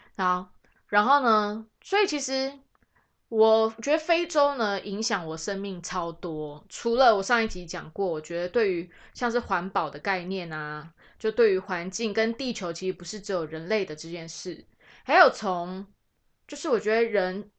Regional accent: Taiwan; 我们台湾人

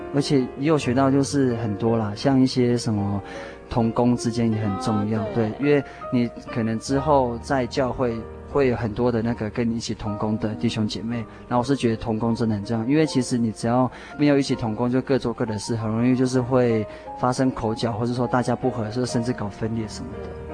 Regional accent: Taoyuan, Taiwan; moved away as an adult; also born or lived in Taitung (family origin, Amis) / Pingtung (university); now in Pingtung, Taiwan; 我算是很小，就在北部长大

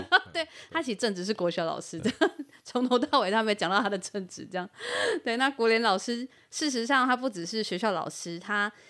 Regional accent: Yilan County, Taiwan; 我们宜兰人跟核磁场的距离

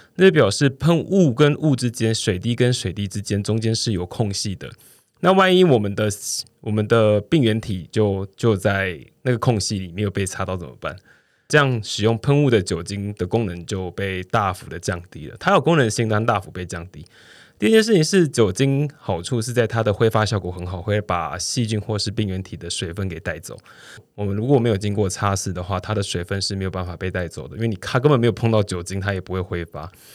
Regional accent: Pingtung County, Taiwan; 屏东的，哦，我的家乡，屏东县

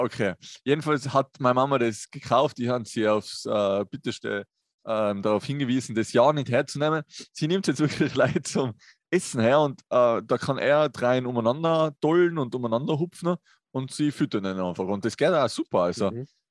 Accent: Tyrol, Austria; bei uns in Tirol

